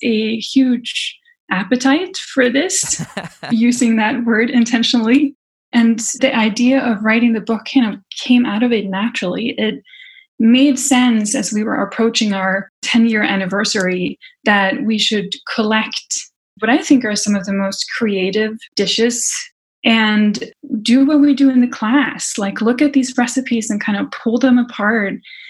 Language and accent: English; Sweden; I grew up in Sweden in a family where a lot of the activities centered around food